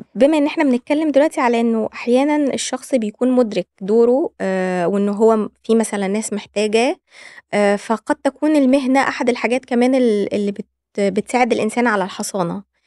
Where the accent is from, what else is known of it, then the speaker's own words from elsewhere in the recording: Egypt; عندنا في مصر